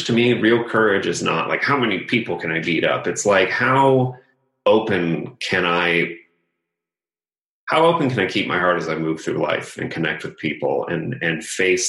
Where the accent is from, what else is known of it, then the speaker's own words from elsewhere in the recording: Los Angeles, California, United States; I grew up in Los Angeles area, so I was deeply impacted by the entertainment industry